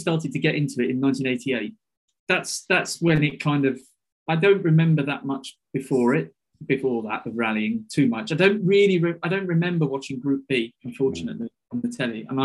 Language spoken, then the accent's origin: English; United Kingdom; as a British kid growing up at that time